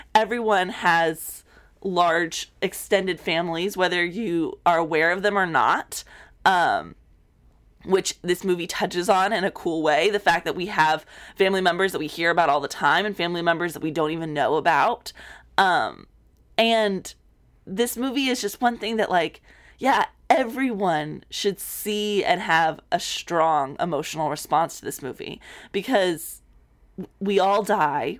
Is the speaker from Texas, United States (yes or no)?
yes; South Texas, United States; moved away; I grew up in South Texas